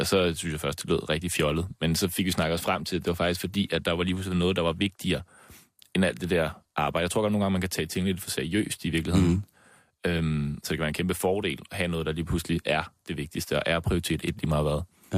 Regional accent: Slagelse, Zealand, Denmark; jeg er født og opvokset i Slagelse

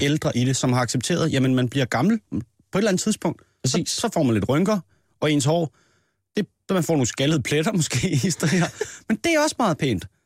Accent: Næstved, Zealand, Denmark; i Næstved, hvor jeg er fra

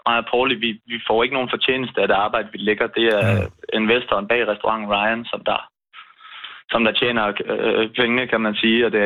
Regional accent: Turø, Southern Denmark, Denmark; Vi er en sejlfamilie, så vi har altid sejlet ned til havnen. Vi kommer fra Turø. Uh. Der er en ø, der ligger lige lidt væk.

